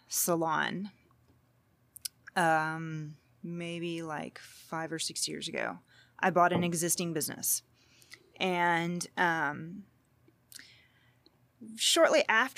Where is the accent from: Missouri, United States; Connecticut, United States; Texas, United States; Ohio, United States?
Texas, United States; Groves; I am. I'm from Groves.